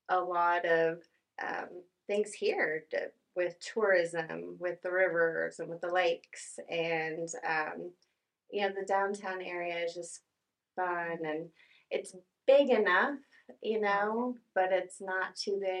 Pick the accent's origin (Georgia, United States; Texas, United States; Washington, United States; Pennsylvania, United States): Texas, United States; north of Dallas; also born or lived in Tulsa, Oklahoma; now in Tahlequah, United States; born in Tulsa and raised north of Dallas, and um, moved around the country and decided over the summer to relocate to Tahlequah